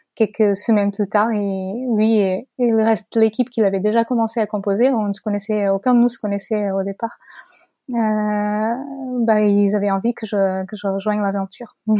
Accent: Portugal; French is a second language; moved away as an adult; now in France; je suis portugaise. Euh, j'ai vécu au Portugal jusqu'à la fin de mes études supérieures

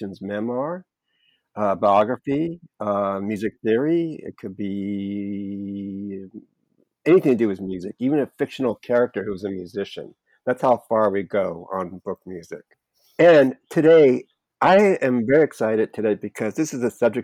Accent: United States; accent: American; now in Los Angeles, United States; our American accent

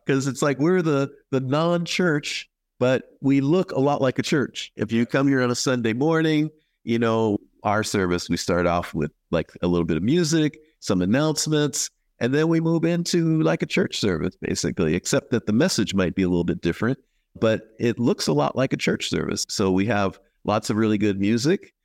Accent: Philadelphia, Pennsylvania, United States; now in Bakersfield, United States; I grew up in Philadelphia

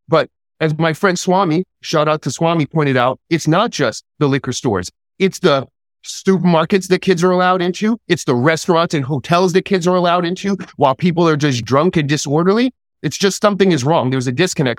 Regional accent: New York City, New York, United States; moved away as an adult; also born or lived in Rochester; I'm originally from New York City. I grew up in New York City.

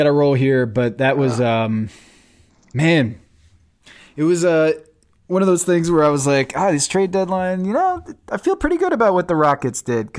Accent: Charlotte, North Carolina, United States; That was my hometown.

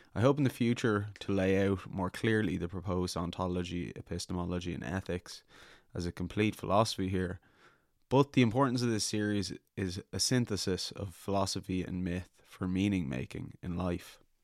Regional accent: Ireland

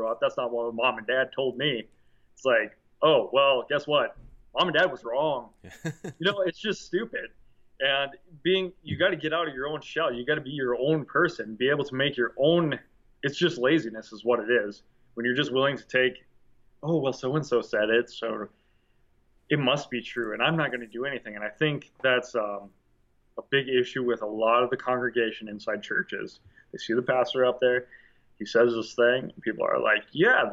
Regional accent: United States; us as American people

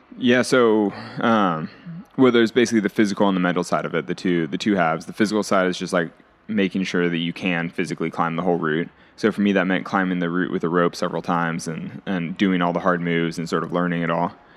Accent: California, United States; I was growing up in California

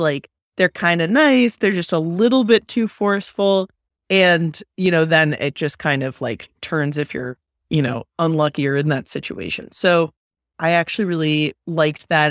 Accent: Bay Area, California, United States; when I was growing up in the Bay Area

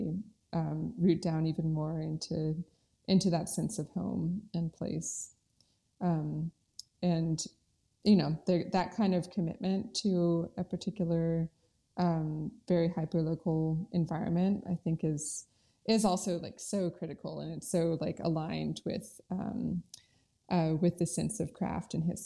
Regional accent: North Carolina, United States; also born or lived in Oregon / Colorado; I was born in Oregon, and then I moved to North Carolina when I was 10 and went to middle school and high school here.

